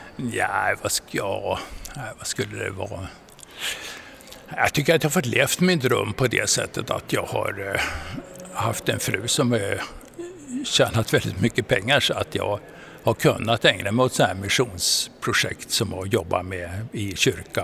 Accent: Frösön, Jämtland, Sweden; also born or lived in Umeå; jag är född eh, i Umeå och uppväxt på Frösön i Jämtland.

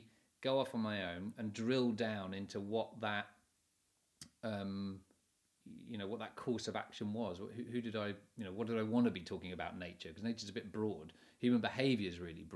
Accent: England, United Kingdom; being English

